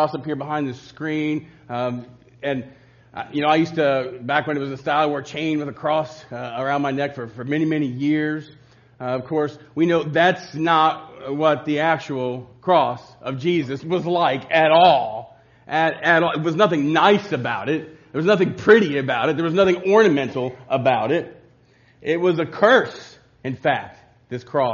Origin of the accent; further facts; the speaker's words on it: Covington, United States; growing up in Covington